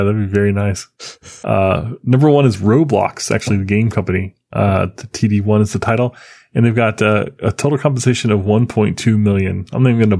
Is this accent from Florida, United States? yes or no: yes; Florida, United States; Look, I grew up in Florida. You know, things are a little different here.